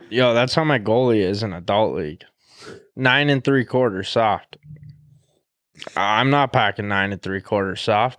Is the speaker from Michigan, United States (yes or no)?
no; Great Falls, Montana, United States; I was born in Great Falls